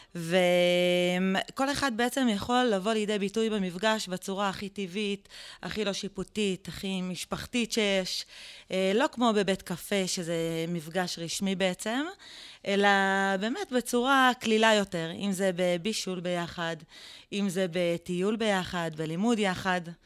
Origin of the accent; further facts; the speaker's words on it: Israel; גדלנו במושב שיתופי